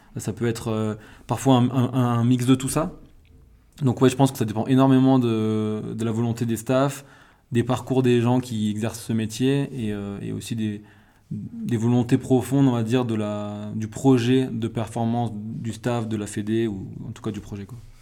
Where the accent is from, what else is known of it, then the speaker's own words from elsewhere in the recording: Corsica, France; moved away as an adult; je suis né en Corse, j'ai fait 18 premières années de ma vie en Corse.